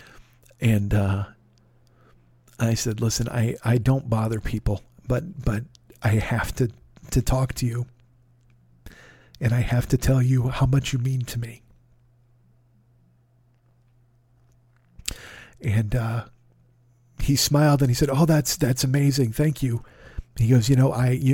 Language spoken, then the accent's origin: English; Chicago, Illinois, United States; I was from Chicago